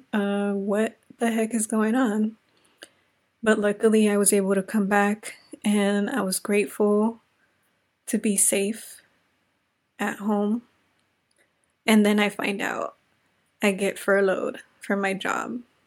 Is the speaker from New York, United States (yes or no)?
no; Inglewood, California, United States; also born or lived in South Central Los Angeles; now in Los Angeles, United States; I am a Latina from Inglewood, California, now residing in South Central Los Angeles.